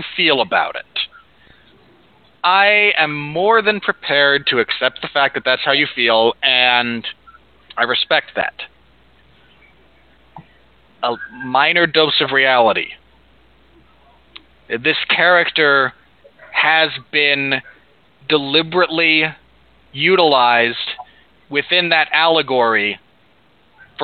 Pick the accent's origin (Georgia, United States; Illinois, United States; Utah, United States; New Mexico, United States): Utah, United States; also born or lived in Oregon; I grew up in Utah for the purposes of my primary education